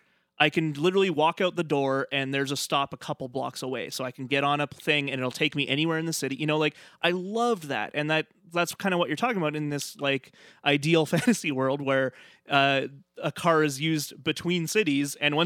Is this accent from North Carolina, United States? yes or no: no; New York, United States; Well, and as a New Yorker, I feel like, because I visited there a couple times